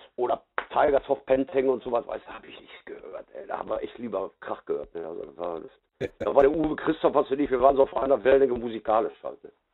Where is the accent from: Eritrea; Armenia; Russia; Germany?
Germany; Gelsenkirchen, North Rhine-Westphalia; bei uns in Gelsenkirchen